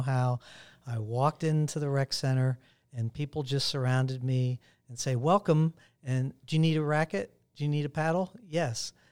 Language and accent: English; Pittsburgh, Pennsylvania, United States; moved away; Pittsburgh is a hometown, my hometown